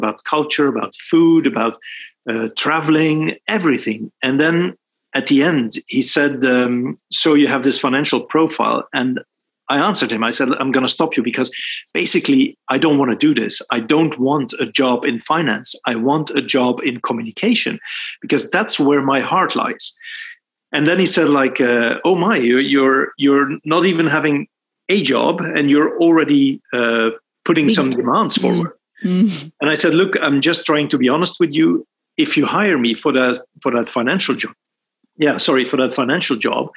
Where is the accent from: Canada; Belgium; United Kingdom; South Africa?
Belgium; moved away as an adult; also born or lived in Sweden; I was raised in Belgium, born and raised in Belgium.